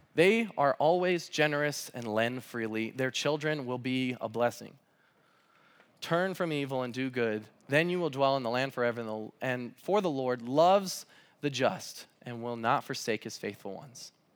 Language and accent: English; Southern California, United States; now in Pullman, United States; I'm from Southern California